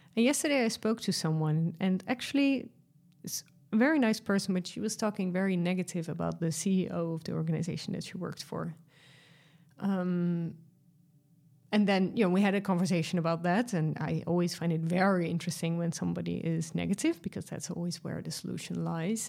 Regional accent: Netherlands; I'm from Europe, uh, from the Netherlands

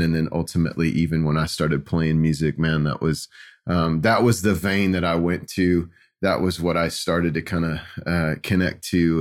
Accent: Kansas City, United States; growing up in Kansas City

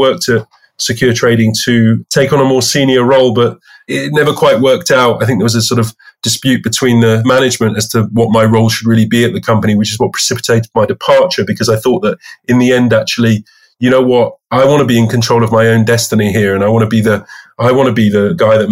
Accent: London, United Kingdom; also born or lived in Bristol; So I'm a Londoner from the United Kingdom, pretty much a North Londoner all my life. I went to school in North London

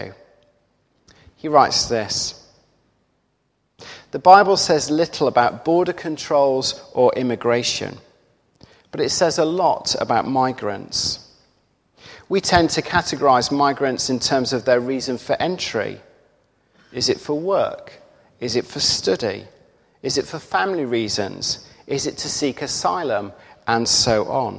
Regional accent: United Kingdom; It's right and good for us to value our identity as Brits

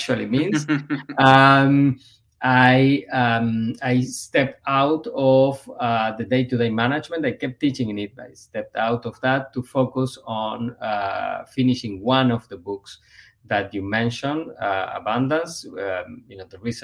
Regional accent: Buenos Aires, Argentina; moved away as an adult; also born or lived in Ithaca, New York / Cambridge, Massachusetts / Evanston, Illinois; now in United States; born and raised in Buenos Aires, Argentina

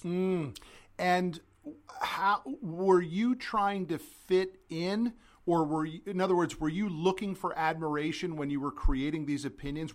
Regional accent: Connecticut, United States; I'm from Connecticut

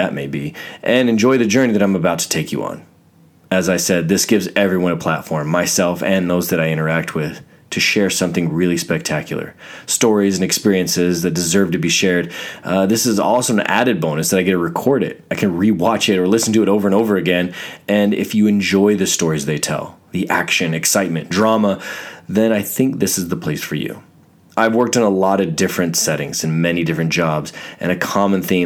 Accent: Fort Hood, Texas, United States; I was born in Texas, Fort Hood, Texas, of all places.

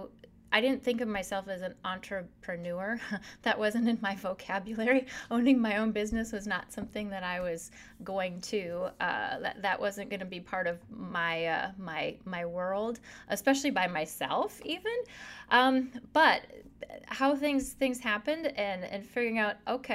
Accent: South Dakota, United States; born and raised in South Dakota, so there's home

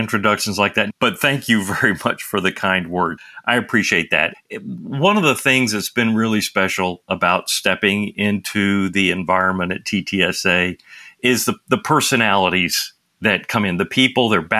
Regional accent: Nashville, Tennessee, United States; accent: Southern drawl; moved away as an adult; I grew up in Nashville, Tennessee. So you can hear the Southern drawl inside my voice, even though I moved away from home when I was 18

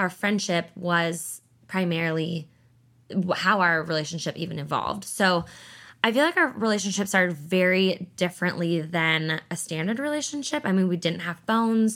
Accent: about an hour north of Seattle, Washington, United States; I'm up from about an hour north of Seattle. So, we actually moved back to my hometown

